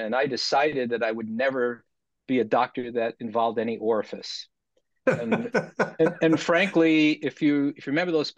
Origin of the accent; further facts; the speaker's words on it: Westchester area, outside New York City, United States; also born or lived in Wichita Falls, Texas; I spent most of my time growing up outside New York City in the Westchester area